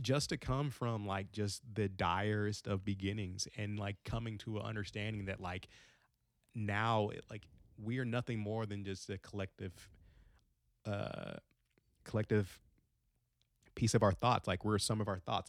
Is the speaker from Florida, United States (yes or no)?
no; Frankfort, Kentucky, United States; also born or lived in Long Beach, California / Gary, Indiana; I grew up in Frankfort, Kentucky